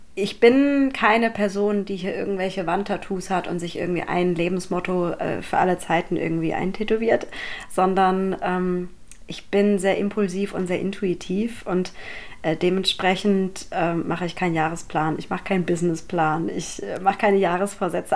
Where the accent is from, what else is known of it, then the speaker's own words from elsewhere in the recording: Mannheim, Baden-Württemberg, Germany; ich bin eine gebürtige Monomerin